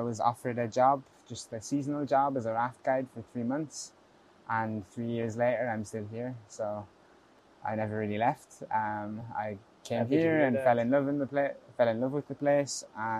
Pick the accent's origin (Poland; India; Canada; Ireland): Ireland; moved away as an adult; now in Innsbruck, Austria; So I'm from Ireland. I lived there for 18, 19 years, I guess. I grew up there. So I know it quite well.